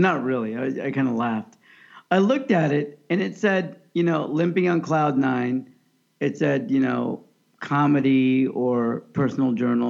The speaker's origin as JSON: {"language": "English", "country": "United States", "said": "I'm American."}